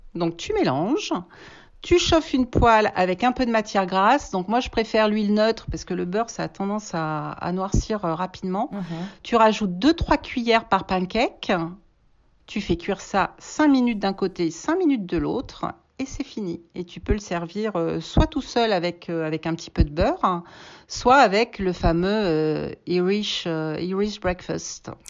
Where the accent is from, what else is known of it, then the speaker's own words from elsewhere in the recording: Auvergne-Rhône-Alpes, France; moved away as an adult; also born or lived in England; je, suis française, je suis auvergnate, donc euh, je suis partie en Angleterre à l'âge de 19 ans